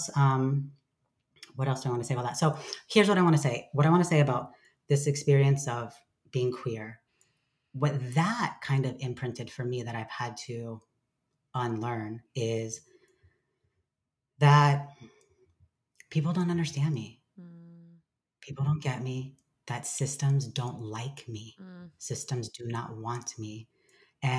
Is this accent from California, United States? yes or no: yes; Lancaster, California, United States; I grew up in Southern California in a really small town called Lancaster, part of the Mojave Desert